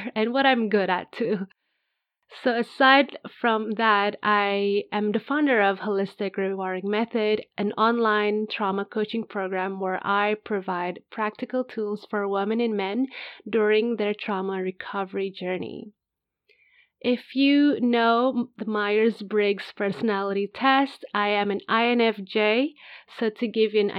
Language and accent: English; Indonesia; now in Spain; I'm originally from Indonesia, but at the time of recording this podcast, I currently live in Spain